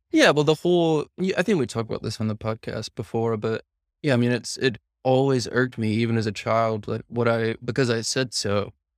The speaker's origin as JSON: {"language": "English", "region": "the South", "country": "United States", "tie": "born or raised there", "moved": "yes", "lives_now": "San Diego, United States", "said": "growing up in the South"}